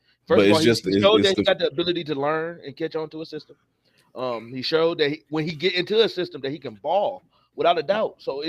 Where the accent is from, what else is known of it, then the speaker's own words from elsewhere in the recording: Michigan, United States; I'm from Michigan.